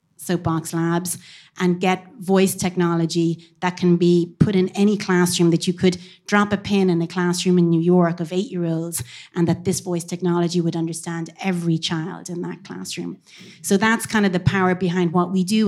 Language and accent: English; Cork, Munster, Ireland; now in Dublin, Ireland; I am from Cork, but I live here in Dublin a long time